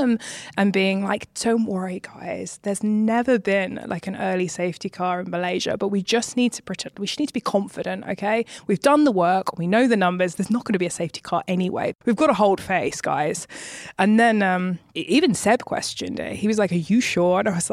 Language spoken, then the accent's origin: English; United Kingdom; being a British woman